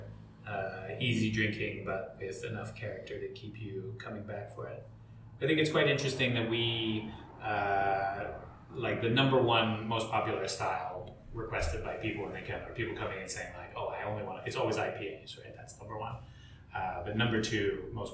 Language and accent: English; United States; As an American